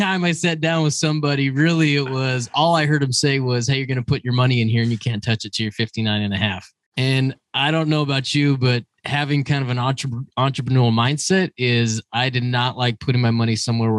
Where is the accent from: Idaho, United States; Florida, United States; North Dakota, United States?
Idaho, United States; North; moved away as an adult; now in Las Vegas, United States; I'm originally from North Idaho. I moved to Las Vegas 17, 18 years ago.